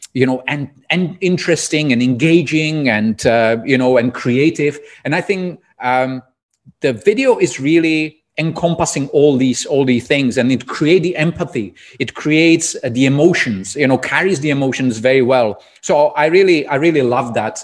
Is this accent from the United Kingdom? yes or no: no; Czechia; English is a second language; moved away as an adult; also born or lived in Prague; now in Dubai, United Arab Emirates; I'm originally from Czech Republic